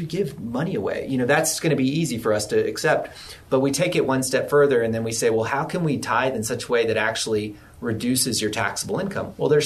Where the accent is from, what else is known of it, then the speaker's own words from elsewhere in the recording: Texas, United States; I'm from Texas, I'm pure Texan